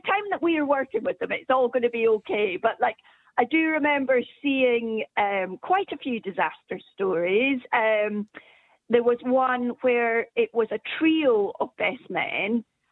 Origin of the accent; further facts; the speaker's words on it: Scotland, United Kingdom; being a Scot myself